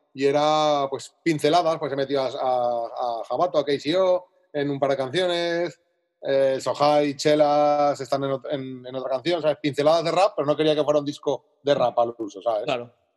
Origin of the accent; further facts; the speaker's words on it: Zaragoza, Aragon, Spain; moved away as an adult; now in Alicante, Spain; me mudé de Zaragoza a Alicante, yo soy de Zaragoza, ahora vivo en Alicante